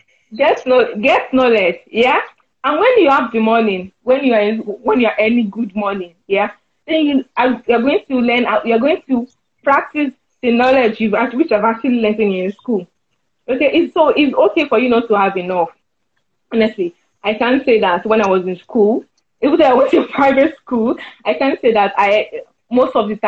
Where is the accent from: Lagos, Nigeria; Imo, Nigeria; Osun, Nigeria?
Osun, Nigeria; Ikire; I'm from Ikire, a small town.